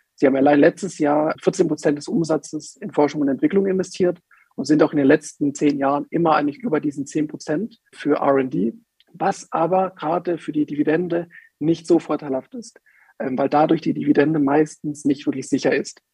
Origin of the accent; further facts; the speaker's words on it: Swabian Jura, Baden-Württemberg, Germany; wir kommen ja aus Baden-Württemberg, aus der Schwäbischen Alb